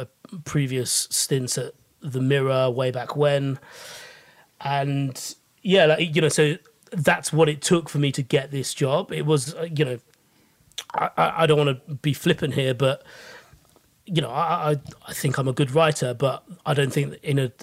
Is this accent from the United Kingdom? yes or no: yes; United Kingdom; speaking as a British Asian